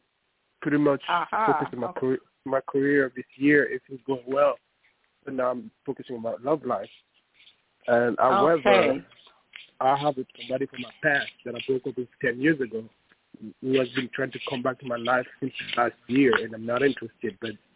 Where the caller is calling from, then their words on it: New York City, New York, United States; I'm calling from New York City.